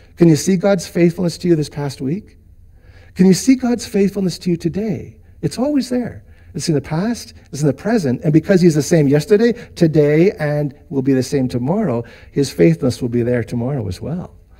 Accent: Vancouver, British Columbia, Canada; moved away; we spent a lot of years in BC, and I grew up in Vancouver

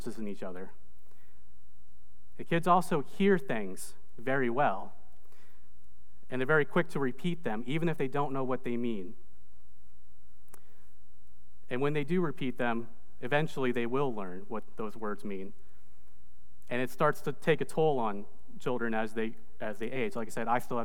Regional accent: Indiana, United States; moved away as an adult; also born or lived in Indonesia / Michigan / Maine; now in Greensboro, United States; I was actually born in Indonesia, but I grew up in the United States. I was adopted as a baby, and I grew up in Indiana.

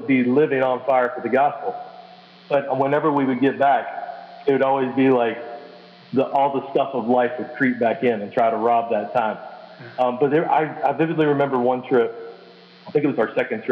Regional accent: Kentucky, United States; moved away as an adult; now in San Pedro Sula, Honduras; I'm originally from Kentucky, and we currently live in San Pedro Sula, Honduras

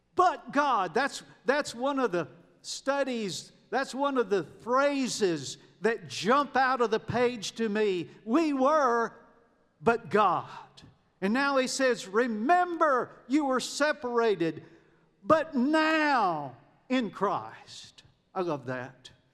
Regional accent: United States; moved away as an adult; also born or lived in Kenya; I was born in America

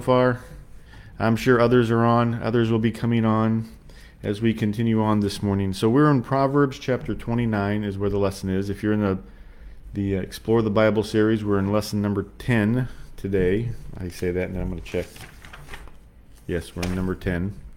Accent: United States; we come from America

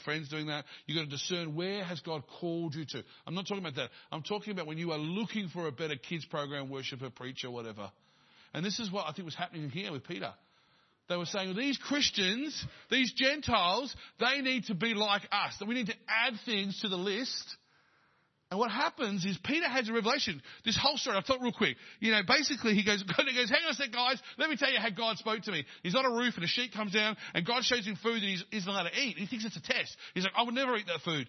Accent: Dandenong, Victoria, Australia; I was born in Dandenong

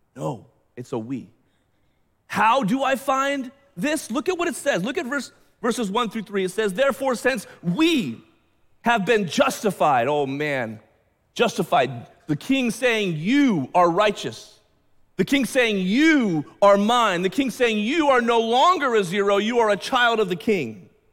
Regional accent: United States; I'm an American, I'm a Western, Westerner

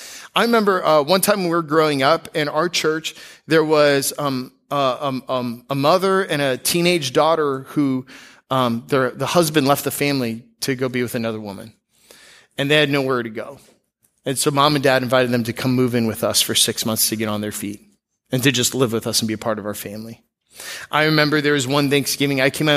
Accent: Seattle, Washington, United States; born there; now in Florida, United States; When you move to Florida, I was born in Seattle.

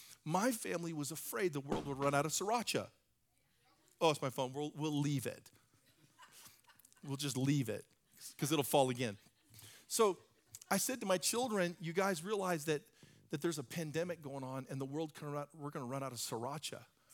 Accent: Hawaii, United States; I come originally from Hawaii. I didn't really grow up there, but I've spent time there, and I love the water.

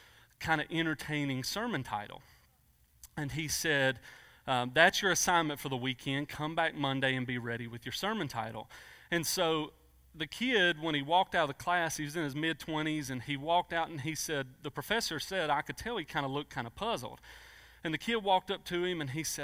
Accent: United States; so I grew up in Pulaski County. I'm a Pulaski County native.

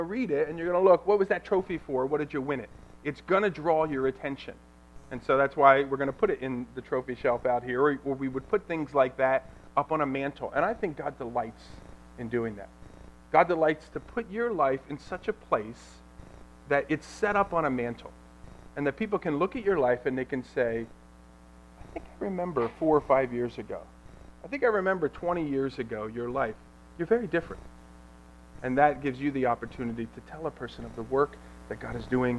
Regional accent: Ewing Township, New Jersey, United States; also born or lived in Lambertville, New Jersey; I grew up here in Ewing Township

